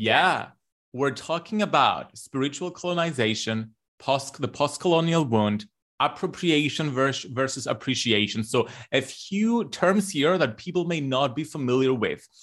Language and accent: English; Cyprus; growing up in Cyprus, we are a colonized nation